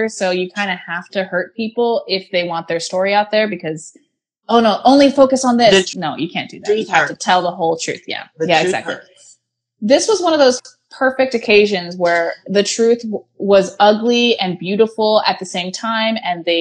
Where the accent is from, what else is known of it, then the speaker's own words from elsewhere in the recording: Bay Area, California, United States; now in Los Angeles, United States; I'm in L.A. I'm from the Bay Area